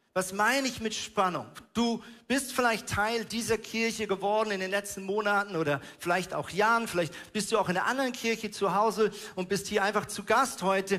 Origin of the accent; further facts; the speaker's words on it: Switzerland; now in Hamburg, Germany; ich bin ja Schweizer